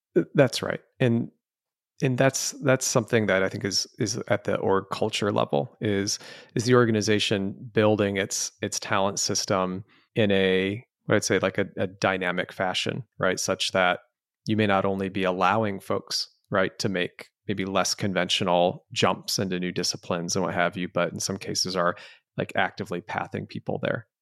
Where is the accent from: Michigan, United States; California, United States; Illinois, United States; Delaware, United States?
Michigan, United States; Canton; also born or lived in Lafayette, Colorado; family was just such a rich part of growing up in Southeast Michigan